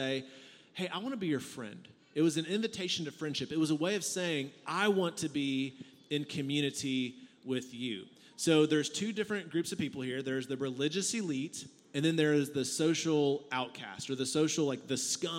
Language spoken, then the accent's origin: English; San Antonio, Texas, United States; I'm from San Antonio